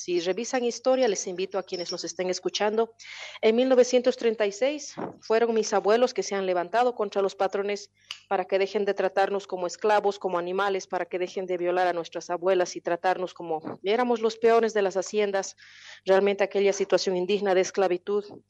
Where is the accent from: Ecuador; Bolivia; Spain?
Bolivia; also born or lived in Ghent, Belgium; mi realidad como pueblo boliviano